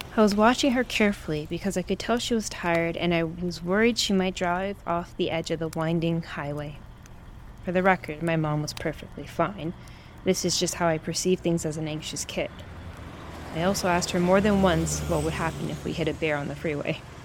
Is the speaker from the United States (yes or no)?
no; Brazil; moved away; my home country of Brazil